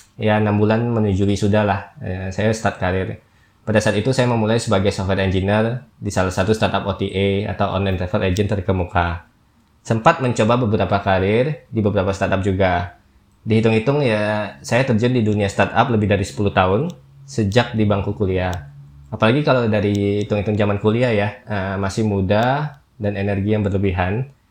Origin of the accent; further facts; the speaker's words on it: Jambi, Indonesia; moved away; also born or lived in Jakarta; Saya berasal dari Jambi